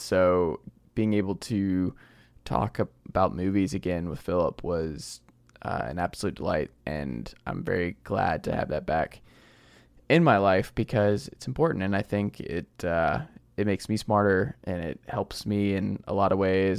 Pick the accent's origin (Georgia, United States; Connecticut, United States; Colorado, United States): Georgia, United States; Stone Mountain; we're both from Stamount, Georgia